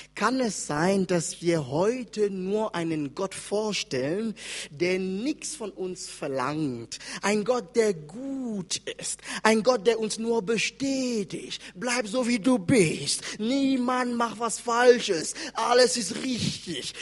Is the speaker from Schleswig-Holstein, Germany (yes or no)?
no; Wiesbaden, Hesse, Germany; in Hessen, da wo ich herkomme, in Wiesbaden